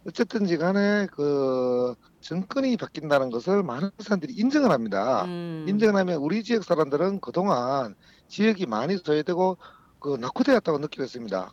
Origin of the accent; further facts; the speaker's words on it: Sangju, North Gyeongsang, South Korea; moved away as an adult; 우리 고향 상주로 내려온 지 올해가 12년째입니다